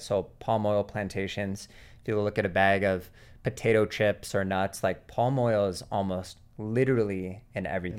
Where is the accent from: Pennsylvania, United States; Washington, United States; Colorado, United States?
Washington, United States; Seattle; moved away; I grew up in Seattle, Washington